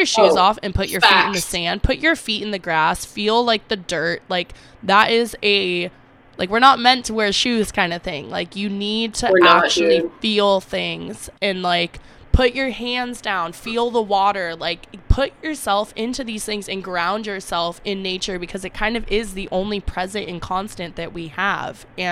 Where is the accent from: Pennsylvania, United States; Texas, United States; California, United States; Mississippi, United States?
California, United States; Half Moon Bay; also born or lived in Los Angeles; now in San Diego, United States; I grew up in Half Moon Bay